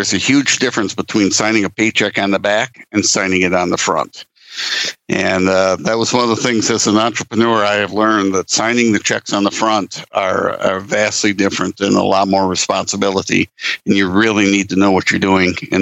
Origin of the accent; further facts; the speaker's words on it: Lake Michigan, Midwest, United States; I was born and raised around Lake Michigan